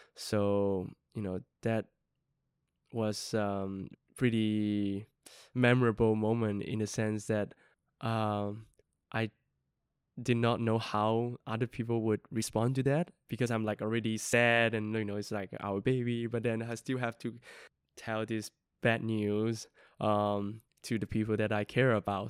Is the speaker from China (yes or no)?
yes; Yunnan, China; moved away; my hometown is in, um, Yunnan, um, southwestern part of, uh, a province in mainland China.